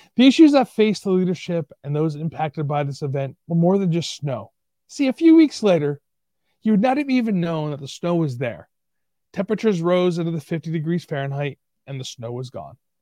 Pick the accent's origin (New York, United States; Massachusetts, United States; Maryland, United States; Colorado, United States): New York, United States; Buffalo; moved away; also born or lived in Tonawanda, New York / Kenmore, New York; I was born in Buffalo, New York